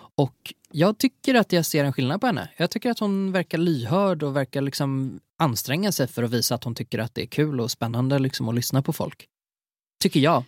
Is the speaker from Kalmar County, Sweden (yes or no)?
no; Gothenburg, Västra Götaland, Sweden; accent: Gothenburg (göteborgska); lät jag så göteborgsk